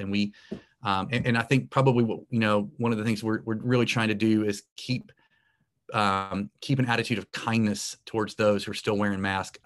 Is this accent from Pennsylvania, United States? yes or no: no; Morehead City, North Carolina, United States; in my hometown. And, uh, it's a small town in coastal North Carolina.